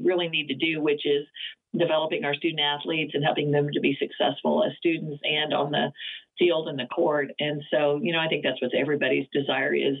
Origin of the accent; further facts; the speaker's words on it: Oklahoma, United States; moved away; also born or lived in West Coast; I grew up being in Oklahoma